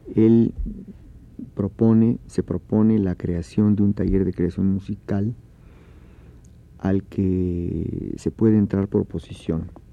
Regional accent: Oaxaca, Mexico; Yo crecí en Oaxaca

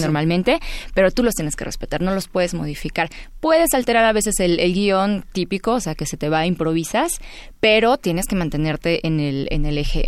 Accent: Puebla, Mexico; also born or lived in Veracruz; Soy de Veracruz, aunque residí en Puebla desde los cinco años. Soy de corazón poblano

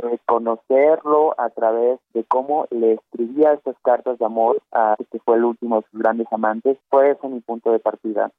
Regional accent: Tamaulipas, Mexico; now in Mexico City, Mexico; Yo soy de Tamaulipas y al llegar aquí a la Ciudad de México

